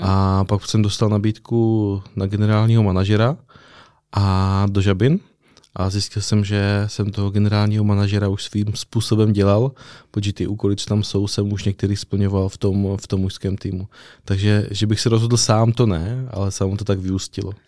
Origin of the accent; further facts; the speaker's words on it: Přerov, Olomouc Region, Czechia; also born or lived in Zlín; now in Brno, Czech Republic; jsem z Přerova, ale vzal jsem to ještě přes Zlín, kde jsem hrál basket a Brno jsem si zamiloval